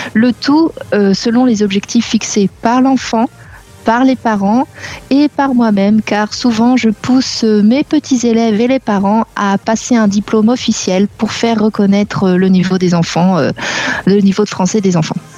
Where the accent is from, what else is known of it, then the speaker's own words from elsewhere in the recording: Normandy, France; also born or lived in South America / Barcelona; now in Limoges, France; à la base, je suis de Normandie